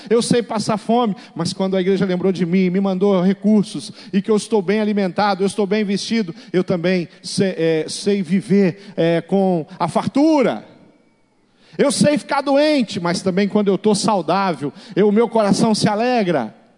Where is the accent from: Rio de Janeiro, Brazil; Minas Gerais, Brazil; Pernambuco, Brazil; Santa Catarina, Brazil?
Rio de Janeiro, Brazil; Seropédica; Eu sou do Rio de Janeiro. Eu nasci na, numa cidade é, chamada Seropédica